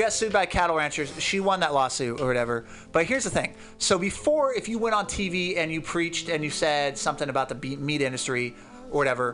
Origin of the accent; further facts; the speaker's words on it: the Northwest, Pacific Northwest, United States; now in California, United States; I grew up in the Northwest with, uh, like my family.